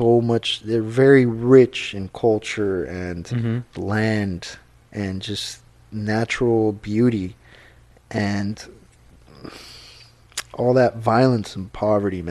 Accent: Guatemala; moved away; I'm from Guatemala

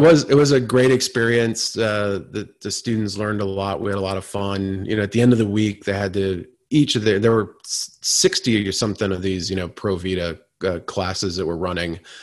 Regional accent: Vermont, United States; now in Washington, D.C., United States; I grew up on the Canadian border in Vermont

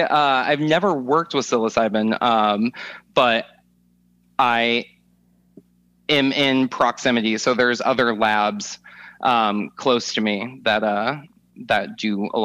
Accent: Atlanta, Georgia, United States; also born or lived in California / Arizona / Kansas / Minnesota; I mostly grew up in Atlanta, but we moved around all over. My family went from California to Arizona to Kansas to Minnesota to Florida to Georgia.

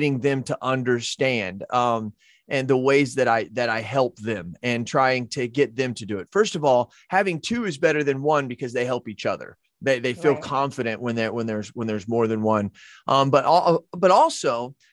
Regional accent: United States; I'm an American

